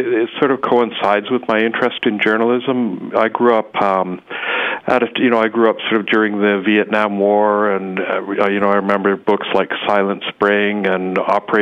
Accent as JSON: {"language": "English", "town": "Calgary", "region": "Alberta", "country": "Canada", "tie": "born or raised there", "also_born_or_lived": "Nelson", "moved": "as an adult", "said": "I grew up in Calgary, and I left home at quite an early age, as soon as I finished high school"}